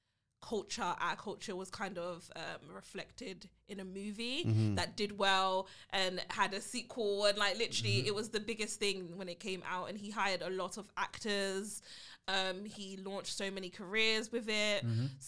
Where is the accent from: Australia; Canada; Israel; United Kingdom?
United Kingdom; I am the B. I am the British to the podcast.